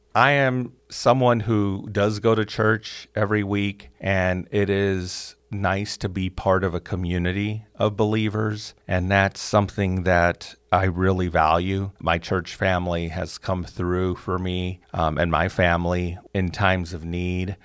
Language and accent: English; Chicago, Illinois, United States; Elementary school, middle school, high school was all Catholic school growing up in Chicago